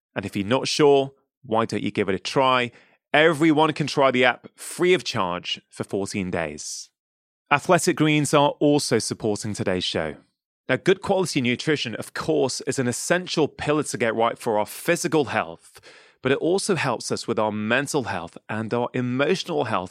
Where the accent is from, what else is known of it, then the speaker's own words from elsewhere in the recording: United Kingdom; as a kid growing up in the U K